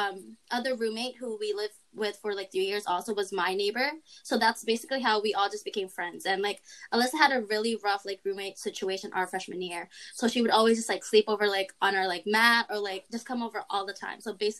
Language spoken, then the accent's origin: English; Hartford, Connecticut, United States; I'm from Hartford, Connecticut, and I'm studying allied health sciences at UConn.